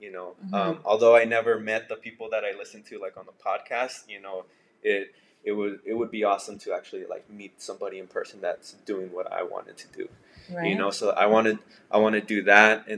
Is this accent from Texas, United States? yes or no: yes; El Paso, Texas, United States; I grew up in El Paso